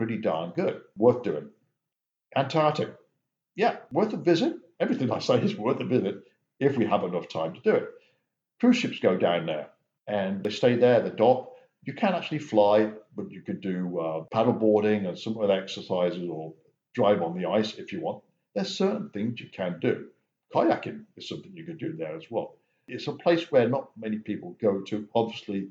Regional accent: England, United Kingdom; I was born and raised in England

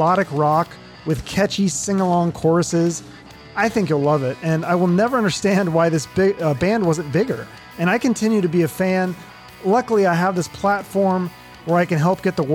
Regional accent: Seattle, Washington, United States; I grew up in Seattle

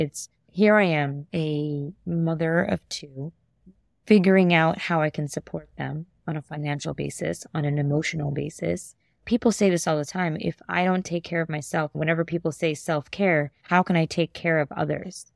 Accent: New York City, New York, United States; I love being a native New Yorker, born and brought up in Queens, New York.

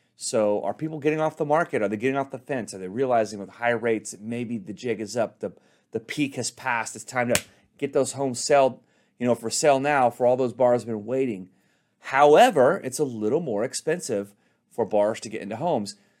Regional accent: Dallas, Texas, United States; I'm from Dallas, Texas

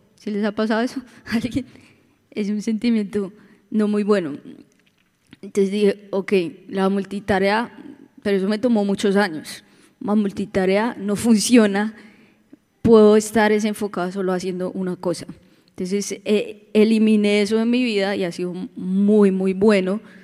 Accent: Bogotá, Colombia; now in Orlando, United States; venimos de Bogotá también

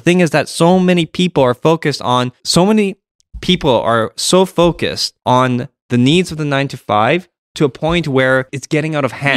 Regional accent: Canada

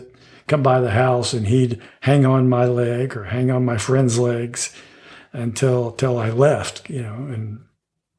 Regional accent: Houston, Texas, United States; moved away as an adult; also born or lived in Pueblo, Colorado / Denver, Colorado; I grew up in Houston, Texas, in Linkwood.

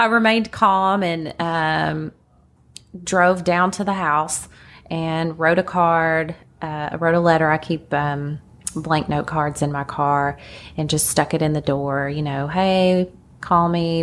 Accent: Lexington, Kentucky, United States; accent: countryness; also born or lived in Laurel County, Kentucky / Corbin, Kentucky; I call myself a native. A lot of people hear the countryness in my accent. Um, my parents were in Laurel County, which is like London and Corbin. Um, and that's where I was until four years old when they moved to Lexington

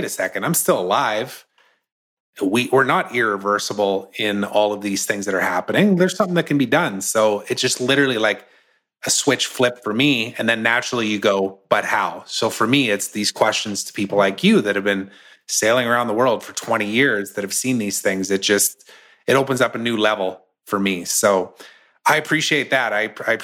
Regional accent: Canada; also born or lived in United States; I'm Canadian

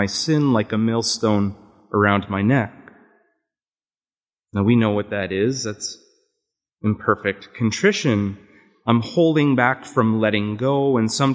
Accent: Canada; accent: Canadian; moved away; my Canadian accent and how sometimes it's mistaken for either one from Wisconsin or from Minnesota

